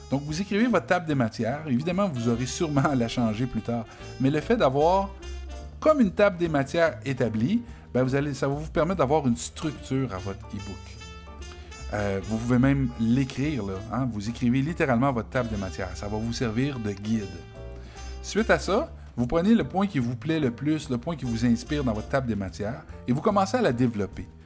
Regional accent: Quebec, Canada; accent: Quebec French; Donc moi, évidemment, j'ai un accent québécois

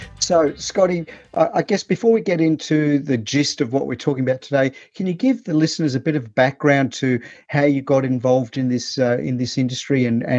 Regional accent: Sydney, New South Wales, Australia; I come from Sydney, you're a Queenslander, but here in Sydney

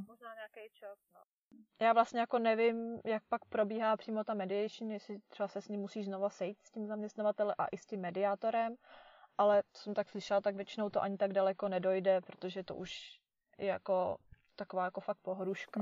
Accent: Czechia; moved away

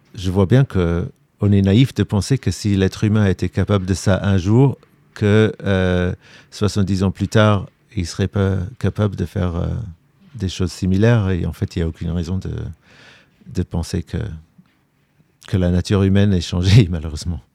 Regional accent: London, United Kingdom; now in Ukraine; Je suis britannique, je suis né à Londres

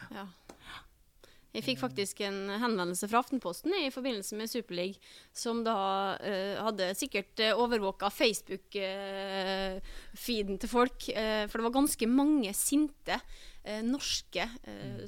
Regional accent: Bergen, Vestland, Norway; Jeg er jo født og oppvokst i Bergen òg

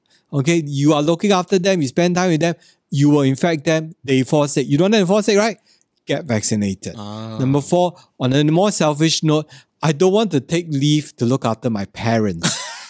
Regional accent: Singapore; I do my part as a Singaporean.

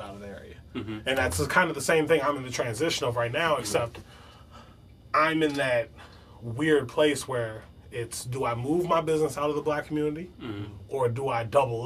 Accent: New York City, New York, United States; now in Prince George's County, United States; I grew up in, I was a Brooklyn native, Flushing and Nostrand, you know, Bed-Stuy, do or die. I came from Bed-Stuy to PG County

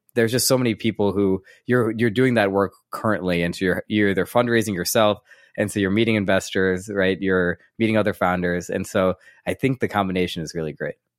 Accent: St. Louis, Missouri, United States; born and raised in Saint Louis, Missouri

